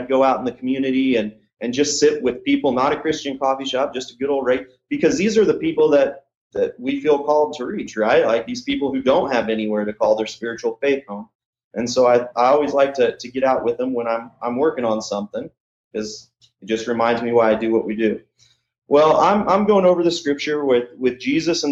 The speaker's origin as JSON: {"language": "English", "region": "Kansas", "country": "United States", "tie": "born or raised there", "also_born_or_lived": "Illinois", "moved": "as an adult", "lives_now": "Lawrence, Kansas, United States", "said": "we didn't grow up in, Lawrence, but we grew up in Kansas"}